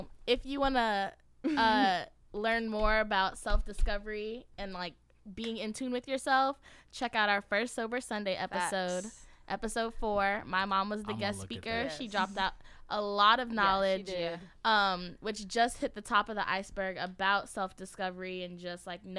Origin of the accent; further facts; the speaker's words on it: Georgia, United States; also born or lived in Brooklyn, United States; I was you born in Brooklyn, crazy? But I grew up in Georgia.